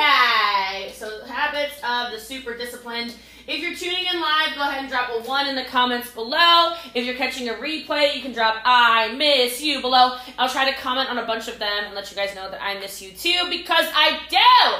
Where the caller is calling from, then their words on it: Texas, United States; As you can tell, I'm coming in from Texas, which, in case you didn't know, is the most humble state in America.